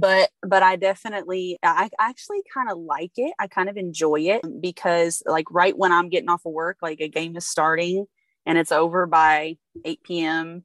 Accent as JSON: {"language": "English", "town": "Louisville", "region": "Kentucky", "country": "United States", "moved": "yes", "lives_now": "California, United States", "said": "I'm from Kentucky"}